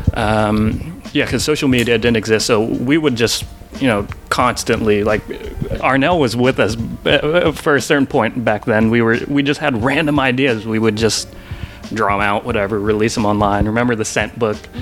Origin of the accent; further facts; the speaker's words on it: Portland, Oregon, United States; we grew up in Portland